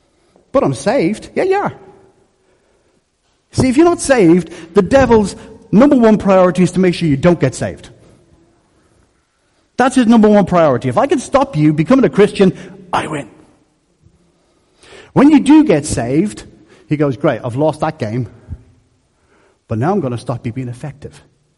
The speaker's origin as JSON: {"language": "English", "town": "Dublin", "region": "Leinster", "country": "Ireland", "tie": "born or raised there", "said": "I am Irish through my core. Whether I sound it or not is another issue. But I am because I was born and raised in Dublin, in Coolock. Coolock."}